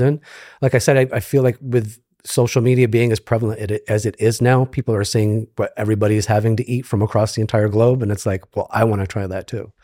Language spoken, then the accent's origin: English; upstate New York, United States; moved away as an adult; also born or lived in Japan; now in Tampa, United States; grew up in, in upstate New York, moved to New York City for about fifteen years